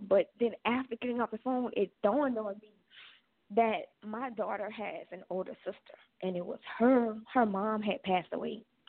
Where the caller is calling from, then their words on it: Louisiana, United States; I'm calling from Louisiana.